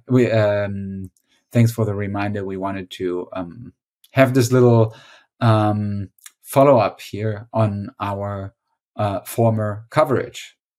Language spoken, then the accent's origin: English; Witzenhausen, Hesse, Germany; my hometown in Witzenhausen, Germany